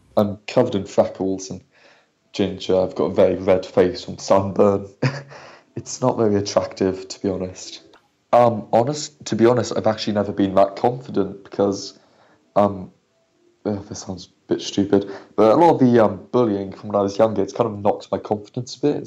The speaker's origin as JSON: {"language": "English", "town": "Marlow", "region": "South East England", "country": "United Kingdom", "said": "from Marlow"}